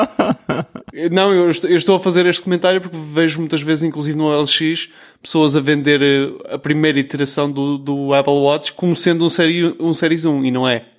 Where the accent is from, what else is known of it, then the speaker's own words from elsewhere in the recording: Portugal; accent: European Portuguese; o nosso sotaque mais fechado